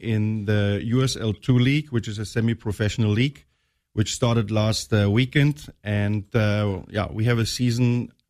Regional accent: Northern Germany, Germany; moved away as an adult; now in United States; Well, I'm German. I'm from the northern part of Germany.

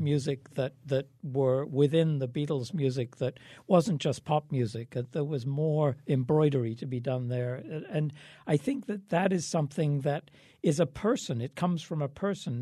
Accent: England, United Kingdom; moved away; I grew up in England at the time

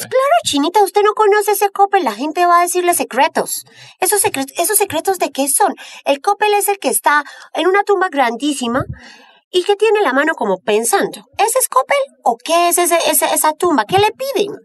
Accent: Bogotá, Colombia; cachaca de pura cepa

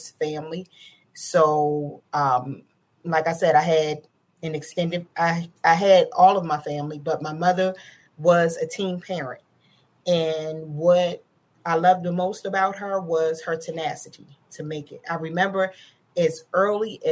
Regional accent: Baltimore, Maryland, United States; I grew up in the heart of Baltimore City. I grew up in Northwest Baltimore City, in an area called

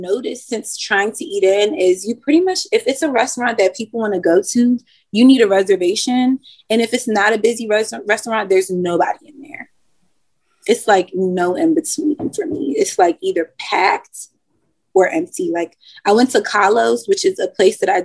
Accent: Washington, District of Columbia, United States; now in Richmond, United States; I'm from Washington, D.C.

